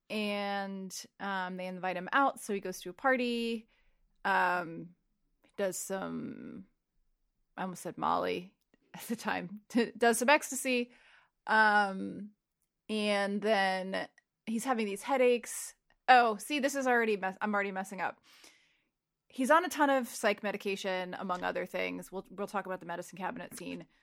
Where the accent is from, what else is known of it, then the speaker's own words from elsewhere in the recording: Saddle Brook, New Jersey, United States; moved away; also born or lived in Glen Rock, New Jersey; I grew up in Saddlebrook until I was thirteen